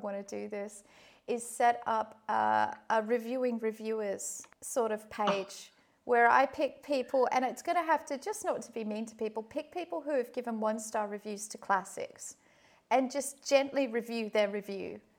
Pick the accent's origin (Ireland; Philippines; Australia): Australia; Perth, Western Australia; moved away; I haven't been back to Perth for a few years